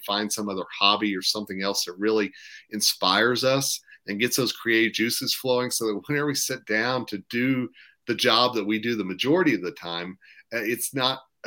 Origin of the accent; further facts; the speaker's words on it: Tulsa, Oklahoma, United States; moved away as an adult; now in Colorado, United States; I'm from Tulsa